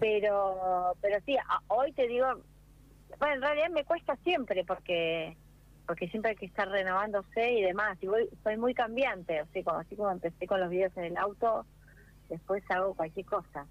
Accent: Mar del Plata, Buenos Aires Province, Argentina; crecí en Mar del Plata, en mi infancia en Mar del Plata

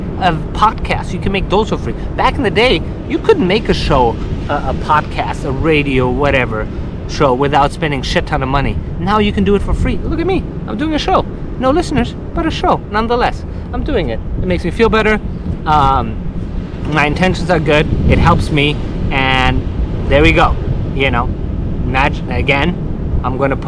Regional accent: Kabul, Afghanistan; born or raised there; now in Los Angeles, United States

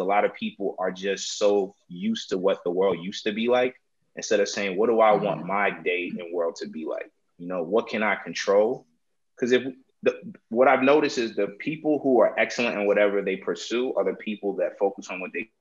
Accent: New Jersey, United States; also born or lived in New York; I'm New Jersey raised, but I'm New York made.

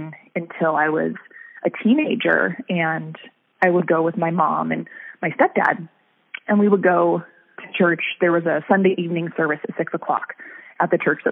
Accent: Reno, Nevada, United States; moved away as an adult; also born or lived in Sacramento, California; now in Pacific Northwest, United States; I was born in California, in Sacramento, but we lived there until I was only about 9 or so, and then we moved to Reno, Nevada, and that's basically where I grew up

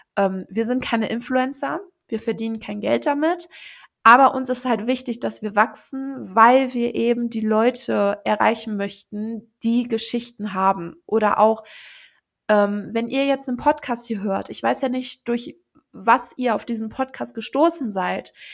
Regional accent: Mettmann district, North Rhine-Westphalia, Germany; wir kommen ja alle aus dem Kreis Mettmann in äh, NRW

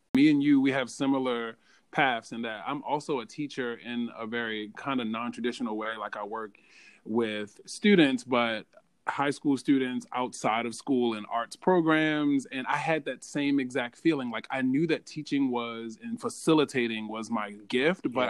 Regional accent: Baltimore, Maryland, United States; I'm from Baltimore, and at the time I was in Baltimore, I lived in a food desert.

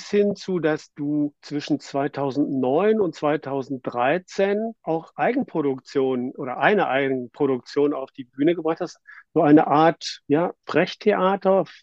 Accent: Northern Germany, Germany; als Norddeutscher etwas, etwas genauer hinschauen, wie heißt es denn nun?

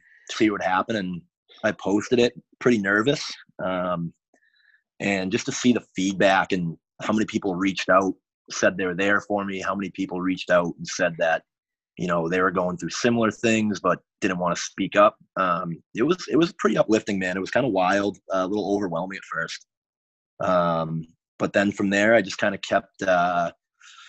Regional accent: Boston area, Massachusetts, United States; I grew up right outside of Boston, like, you know, 30 minutes south

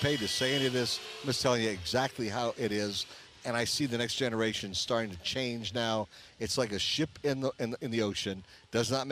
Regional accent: Chicago, Illinois, United States; now in Las Vegas, United States; My dad grew up in Chicago. So, I was born in Chicago

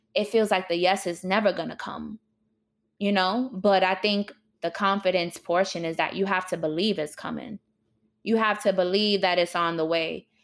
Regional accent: New York City, New York, United States; my childhood growing up in New York was definitely rough and traumatic

